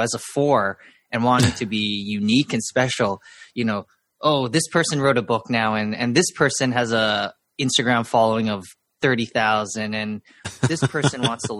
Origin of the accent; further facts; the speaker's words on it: Vancouver, British Columbia, Canada; I was born and raised in Vancouver